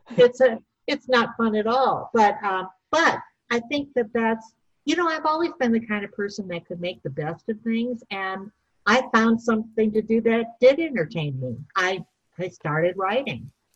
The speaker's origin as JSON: {"language": "English", "town": "St. Paul", "region": "Minnesota", "country": "United States", "said": "I'm originally from Minnesota, St. Paul, Minnesota"}